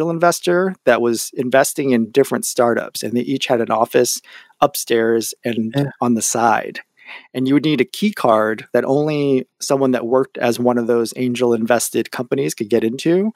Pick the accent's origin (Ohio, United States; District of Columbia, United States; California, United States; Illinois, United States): California, United States; San Jose; moved away as an adult; also born or lived in San Francisco; Once you're born in San Jose, you'll forever be branded